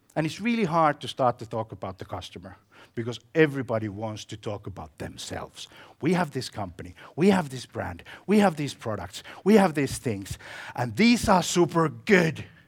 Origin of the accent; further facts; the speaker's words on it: Finland; I come from Finland